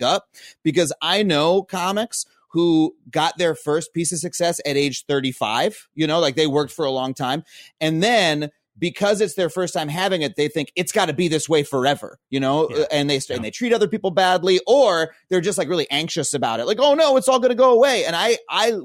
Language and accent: English; East Long Island, New York, United States; moved away as an adult; now in Los Angeles, United States; I'm from farm country, East Long Island